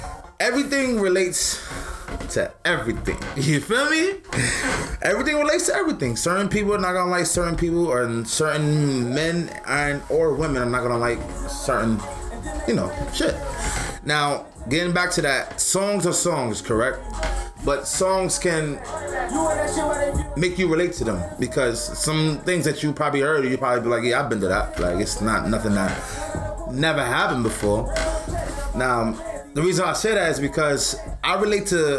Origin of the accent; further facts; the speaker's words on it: New York City, New York, United States; I was born in Brooklyn